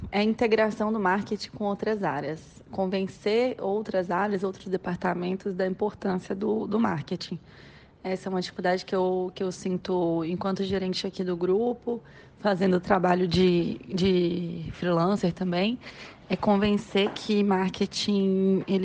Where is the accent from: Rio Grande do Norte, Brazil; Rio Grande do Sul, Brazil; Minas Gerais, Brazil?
Minas Gerais, Brazil; now in Goiânia, Brazil; eu sou mineira, tenho meus 28 anos já. Sou uma mineira nômade. Atualmente eu resido em Goiânia.